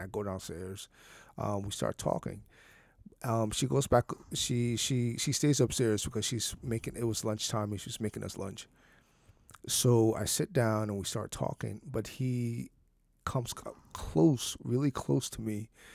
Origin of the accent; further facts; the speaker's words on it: San Bernardino, California, United States; I grew up in San Bernardino